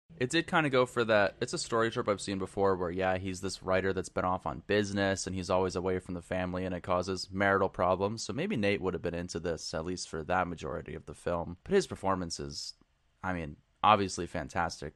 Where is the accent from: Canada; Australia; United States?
United States; New England; growing up in New England